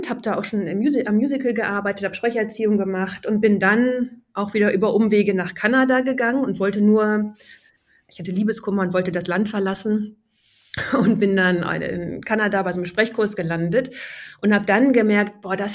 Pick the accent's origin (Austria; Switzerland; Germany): Germany; Syke, Lower Saxony; als ich zwölf war, habe ich damals auf dem Dorf äh, in Sieke bei Bremen, wo ich aufgewachsen bin